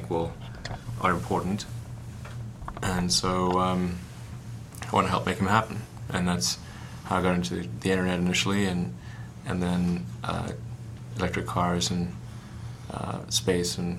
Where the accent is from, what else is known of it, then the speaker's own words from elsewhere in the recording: South Africa; When I was growing up in South Africa